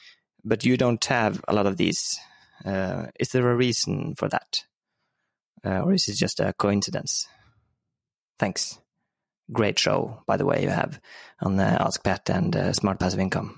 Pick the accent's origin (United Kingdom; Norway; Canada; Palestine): Norway; I'm from Norway.